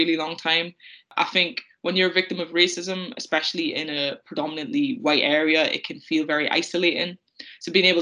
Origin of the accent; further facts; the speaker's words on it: the Northeast, North East England, United Kingdom; growing up in the Northeast in the early 2000s